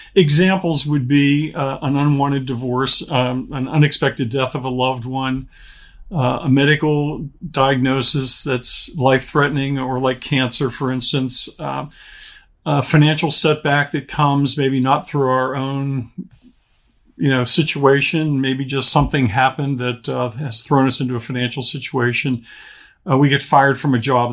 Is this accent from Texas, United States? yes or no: no; Pittsburgh, Pennsylvania, United States; moved away as an adult; also born or lived in Charlottesville, Virginia; now in Orlando, United States; I grew up in the Pittsburgh, Pennsylvania area.